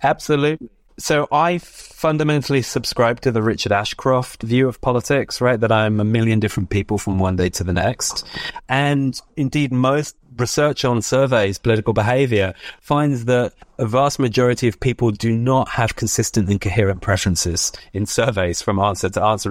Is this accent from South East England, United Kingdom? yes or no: yes; Oxford, South East England, United Kingdom; moved away; also born or lived in United States; my hometown of, of Oxford